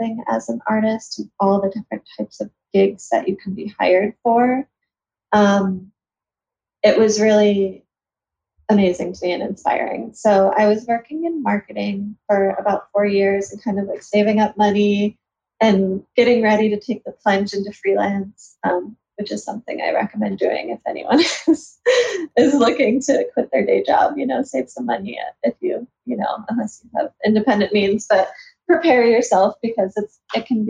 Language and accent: English; Buffalo, New York, United States; I'm from Buffalo, New York, and there wasn't much of an illustration scene